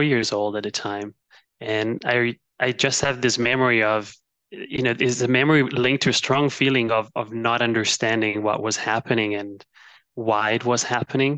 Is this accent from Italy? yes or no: yes; Milan, Lombardy, Italy; moved away as an adult; also born or lived in China / London; I was born and raised in Milan, Italy, although I spent a few of my adult years abroad between China and London.